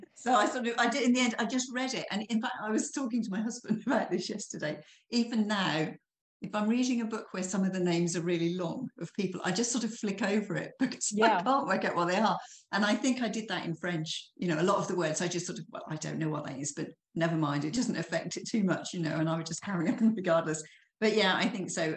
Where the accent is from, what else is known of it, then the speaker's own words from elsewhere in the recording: Norfolk, East of England, United Kingdom; moved away as an adult; now in Burgundy, France; I was brought up in Norfolk in England. So I'm a country girl at heart.